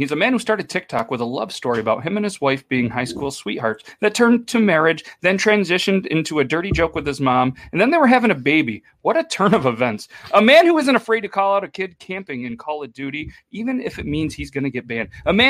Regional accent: Canada; accent: Canadian; Math. No, meth. Oh, okay. It's my Canadian accent.

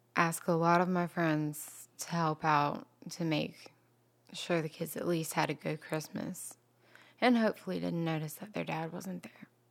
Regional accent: Georgia, United States; also born or lived in East Dublin, Georgia / Wilmington Island, Savannah, Georgia; now in Savannah, United States; originally I'm from Wilburn

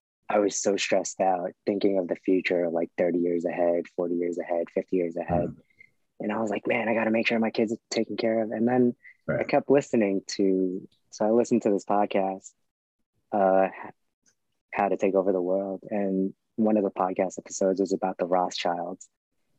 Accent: New York City, New York, United States; in Brooklyn growing up

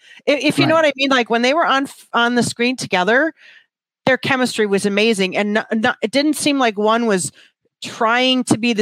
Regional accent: Wisconsin, United States; I'm from Wisconsin, so I know how to say it.

